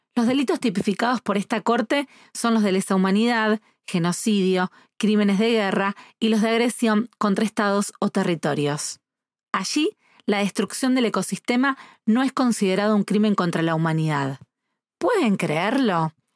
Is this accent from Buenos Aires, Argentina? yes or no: no; Rosario, Santa Fe, Argentina; desde Rosario, Argentina